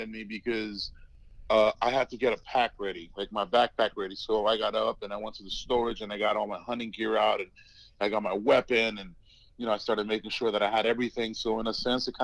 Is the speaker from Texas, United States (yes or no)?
yes; Brownsville, Texas, United States; So I grew up in South Texas, a little small town called Brownsville.